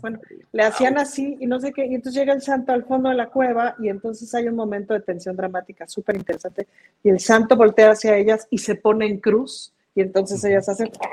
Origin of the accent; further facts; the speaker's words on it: Mexico; como mexicanos